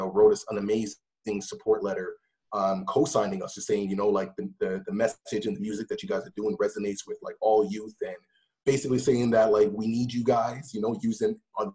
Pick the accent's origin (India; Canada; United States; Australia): Canada; Toronto, Ontario; I'm born in Toronto, Canada